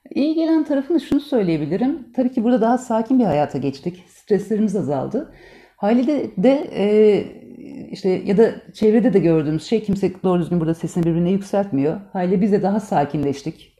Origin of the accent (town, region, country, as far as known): Turkey; born or raised there; moved away as an adult; also born or lived in Istanbul (Beyoğlu); now in Riga, Latvia